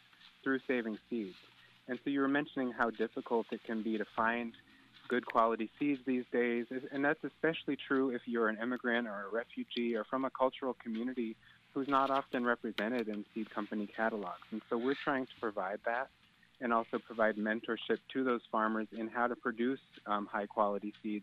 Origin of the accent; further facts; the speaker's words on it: Willimantic, Connecticut, United States; now in Philadelphia, United States; my hometown